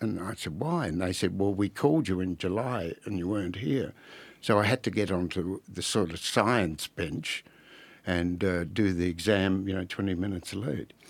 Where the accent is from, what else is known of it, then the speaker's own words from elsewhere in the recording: Albury, New South Wales, Australia; I was born in Orbe, the, uh, centre of the known world